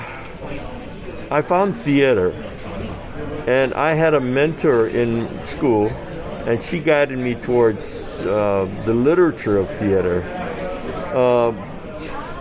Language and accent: English; Hawaii, United States; I was born in Hawaii